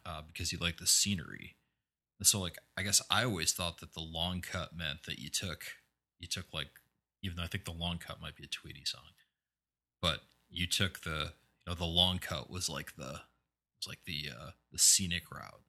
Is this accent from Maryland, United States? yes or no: no; eastern Iowa, United States; when I was a kid growing up in eastern Iowa